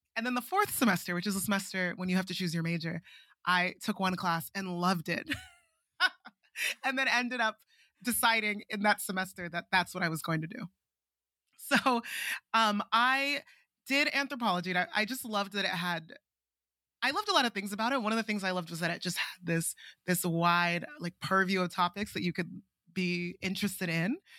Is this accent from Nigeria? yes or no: yes; Nigeria; moved away as an adult; also born or lived in Princeton, United States; I'm Nigerian